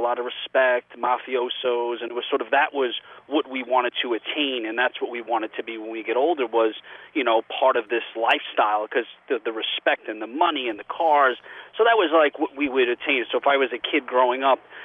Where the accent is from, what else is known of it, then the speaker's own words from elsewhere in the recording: New York City, New York, United States; I grew up in Bensonhurst, Brooklyn